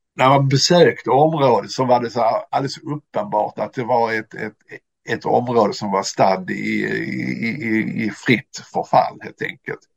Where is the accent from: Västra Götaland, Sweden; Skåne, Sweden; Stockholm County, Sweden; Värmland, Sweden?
Skåne, Sweden; Landskrona; also born or lived in Finland; jag är uppväxt i, i Landskrona